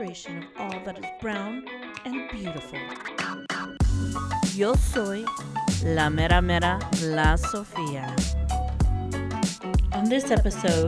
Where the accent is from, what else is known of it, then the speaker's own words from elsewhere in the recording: South Side, Nebraska, United States; first language English; We are from the South Side, which is a very highly Latino immigrant population